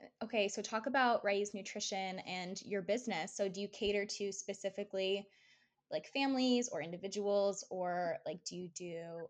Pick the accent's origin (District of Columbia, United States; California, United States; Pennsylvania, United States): California, United States; I'm from California and we have so much Mexican influence in that state. Like, I grew up I love Mexican culture.